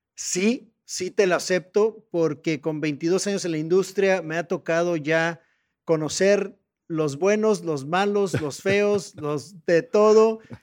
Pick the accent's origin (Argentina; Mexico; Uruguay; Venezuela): Mexico; como mexicanos